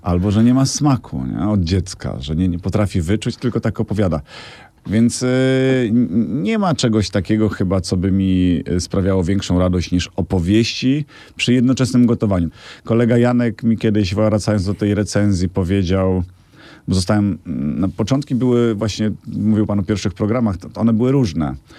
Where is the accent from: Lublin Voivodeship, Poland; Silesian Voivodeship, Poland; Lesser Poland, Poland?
Lublin Voivodeship, Poland; Biała Podlaska; Ja się urodziłem na geograficznym Podlasiu, dawnym województwie podlaskim, Białopodlasku.